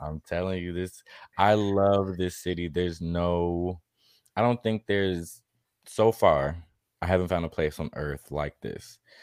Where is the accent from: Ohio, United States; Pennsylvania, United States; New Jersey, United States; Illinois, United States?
Illinois, United States; Chicago; moved away as an adult; now in Atlanta, United States; in Chicago where I was born